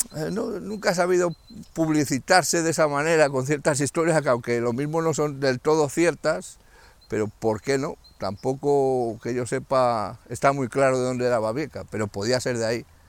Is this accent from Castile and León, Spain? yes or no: yes; Belver de los Montes, Castile and León, Spain; los que somos de Belver